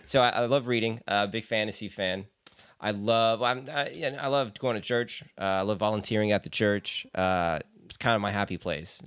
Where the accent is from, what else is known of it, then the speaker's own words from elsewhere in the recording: Belgium; I was born in Belgium